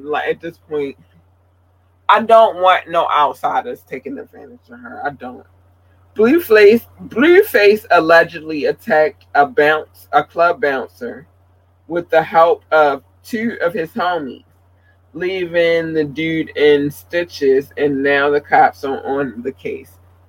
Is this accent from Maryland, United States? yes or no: yes; Baltimore, Maryland, United States; moved away; I wanted to do something that reflected when I came from Baltimore, and now I'm about to turn 42, and I've been here ever since.